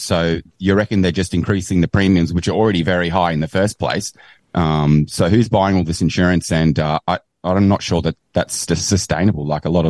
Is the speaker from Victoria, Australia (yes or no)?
no; Brisbane, Queensland, Australia; I'm from Brisbane in Australia.